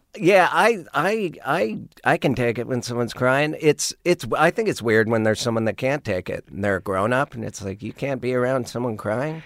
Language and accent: English; Missoula, Montana, United States; moved away as an adult; also born or lived in Monterey / Austin; growing up in Montana